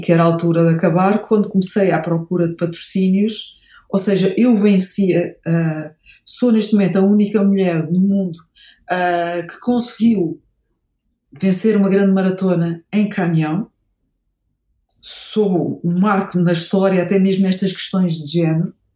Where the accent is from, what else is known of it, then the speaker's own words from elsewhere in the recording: Portugal; sou portuguesa.